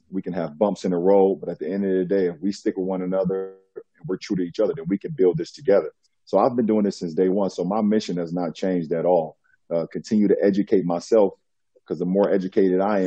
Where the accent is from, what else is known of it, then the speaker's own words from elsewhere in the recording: United States; as a Black man growing up in America